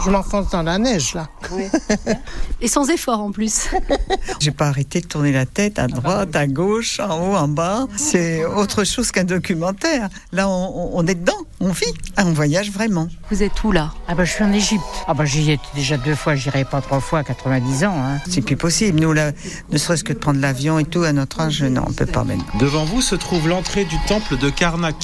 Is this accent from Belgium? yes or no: no; Loire-Atlantique and Vendée, Pays de la Loire, France; chez nous en Loire-Atlantique et en Vendée